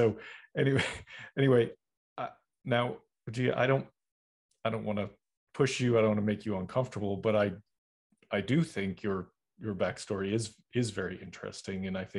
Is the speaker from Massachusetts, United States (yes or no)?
yes; Boston, Massachusetts, United States; now in North Carolina; I'm originally from Boston, and I was like, I gotta go. And I went down to North Carolina